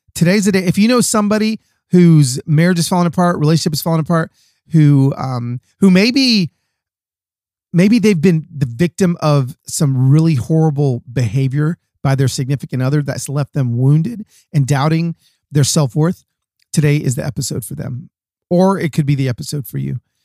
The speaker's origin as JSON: {"language": "English", "town": "Atlanta", "region": "Georgia", "country": "United States", "tie": "born or raised there", "moved": "yes", "said": "I was raised in Atlanta"}